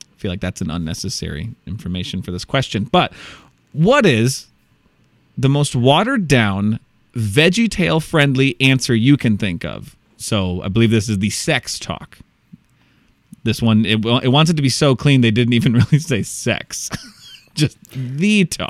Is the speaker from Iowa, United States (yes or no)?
yes; Iowa, United States; I'm from Iowa. It's my home.